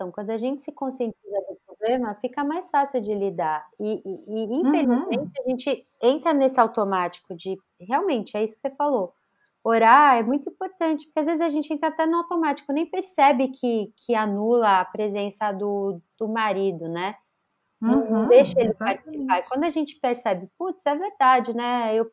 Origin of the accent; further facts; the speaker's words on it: Northeast Region, Brazil; now in São Paulo, Brazil; a gente veio do Nordeste para São Paulo e a gente não tinha ajuda